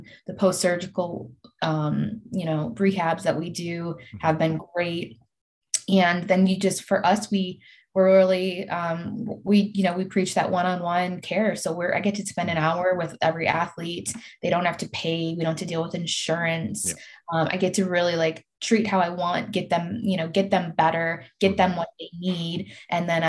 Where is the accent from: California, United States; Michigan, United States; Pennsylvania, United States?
Michigan, United States; Detroit; moved away; being and growing up in Detroit